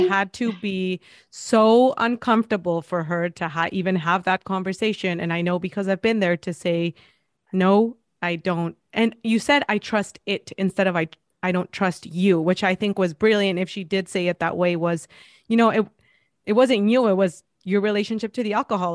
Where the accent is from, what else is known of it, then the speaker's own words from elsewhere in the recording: Mexico; moved away; I'm from Mexico